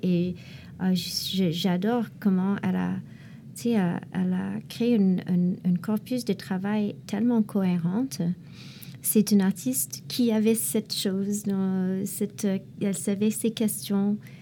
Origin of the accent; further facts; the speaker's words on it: Montreal, Quebec, Canada; en tant que Montréalais, Canadien aussi